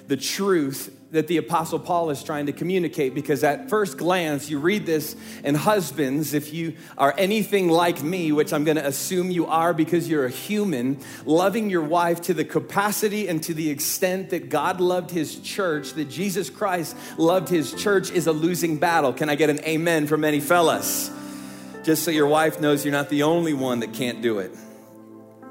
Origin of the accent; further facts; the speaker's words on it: Midwest, United States; We are from the Midwest